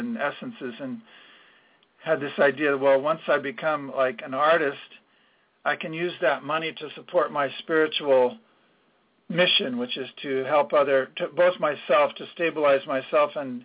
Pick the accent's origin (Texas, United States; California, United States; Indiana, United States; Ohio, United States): California, United States; San Jose; I grew up in San Jose